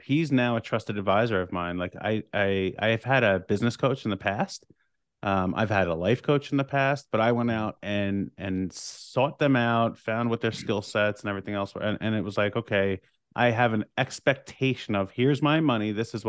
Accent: New York, United States; and we're both from Long Island, New York.

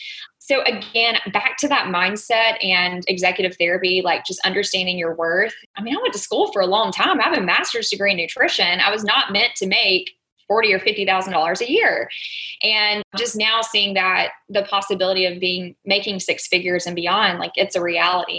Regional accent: Dothan, Alabama, United States; accent: Southern; I am from a small town in Alabama, if you haven't picked up on a little bit of my Southern accent.

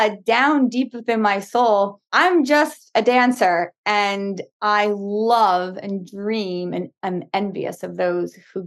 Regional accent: Long Island, New York, United States; also born or lived in Brooklyn; I grew up in Long Island, born in Brooklyn, raised in Long Island

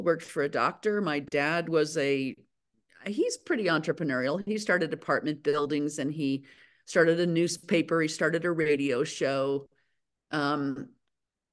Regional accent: Aspen, Colorado, United States; I'm born and raised in Aspen, Colorado

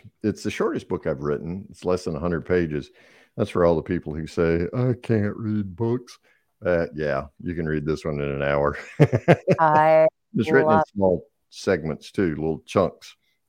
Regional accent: North Carolina, United States; I grew up in Eastern North Carolina.

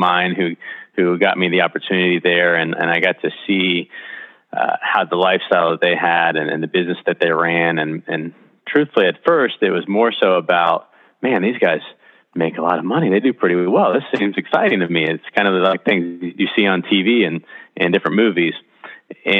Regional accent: Titusville, Florida, United States; I'm from Titusville originally here in Central Florida

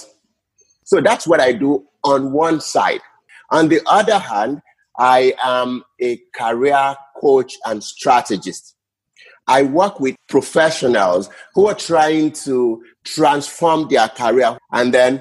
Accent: Nigeria; moved away as an adult; now in Canada; I am from Niger, our people. By the way, I left Nigeria in 2018 to come to Canada.

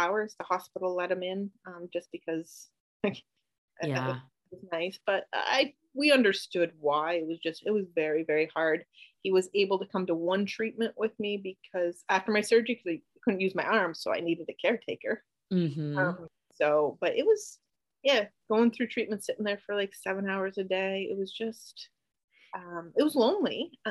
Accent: Canada; now in United States; I'm Canadian. My whole family's up in Canada

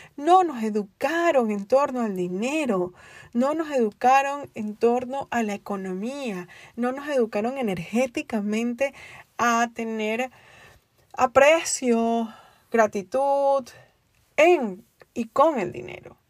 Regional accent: Venezuela; moved away as an adult; also born or lived in Spain; now in United States; soy venezolana y viví en un país desde mis 19 años en o desde mis 20 años en un país donde básicamente no te daban a elegir

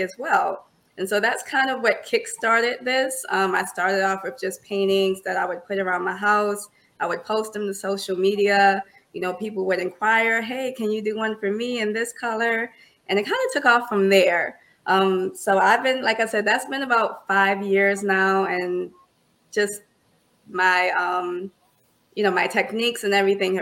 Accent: Orangeburg, South Carolina, United States; moved away as an adult; now in Charlotte, United States; born and raised in Orangeburg, South Carolina

